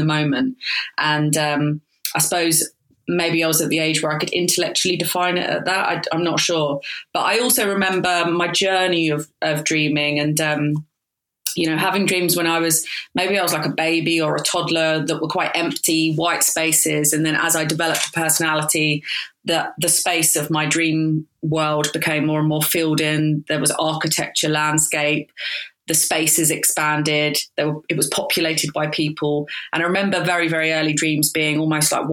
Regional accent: Croydon, London, United Kingdom; I was brought up in Croydon

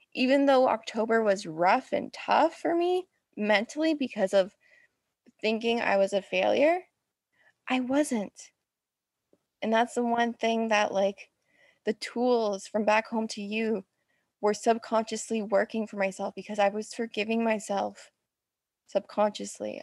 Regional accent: Ontario, Canada; I'm from Ontario, but my job was in British Columbia

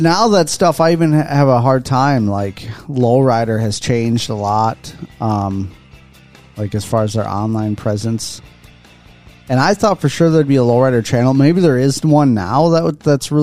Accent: Midwest, United States; as a Midwesterner

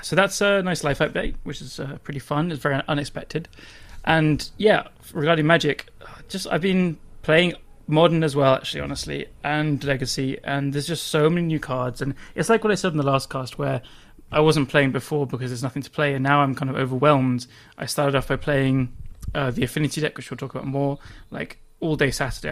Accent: England, United Kingdom; I'm English

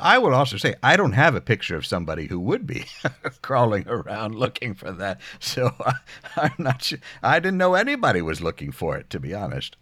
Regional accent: near Philadelphia, Pennsylvania, United States; moved away; our shared background growing up near Philadelphia

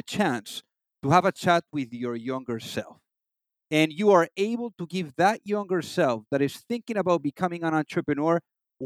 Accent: Madrid, Community of Madrid, Spain; moved away; From Spain, from Madrid.

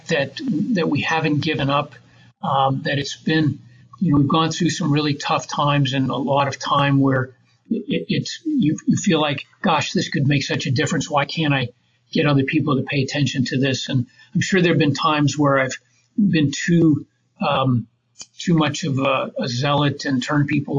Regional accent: Grand Rapids, Michigan, United States; I ended up moving back to my hometown, Grand Rapids, Michigan

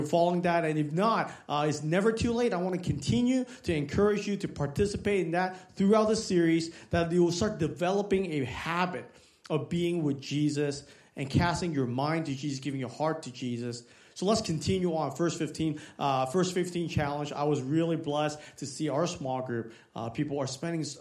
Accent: Hong Kong; moved away; I was born in Hong Kong

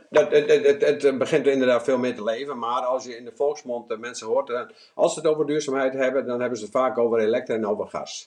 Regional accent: Netherlands

